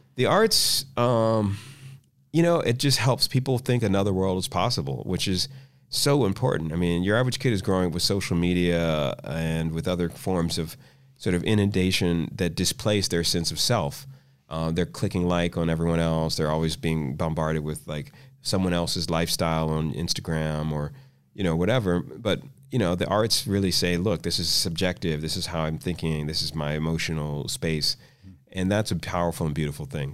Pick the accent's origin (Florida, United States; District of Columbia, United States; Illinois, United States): District of Columbia, United States; Washington; I grew up in Washington, D C